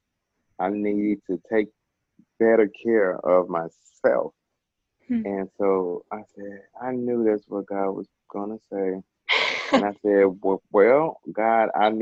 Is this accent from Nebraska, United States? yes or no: no; Memphis, Tennessee, United States; I'm from Memphis, Tennessee, home of the barbecue and everything else